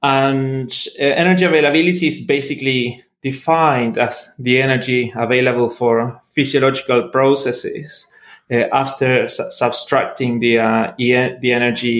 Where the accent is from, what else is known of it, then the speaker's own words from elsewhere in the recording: Argentina; moved away as an adult; also born or lived in Melbourne, Australia / Norway; now in Liverpool, United Kingdom; I'm originally from Argentina, trained as a biologist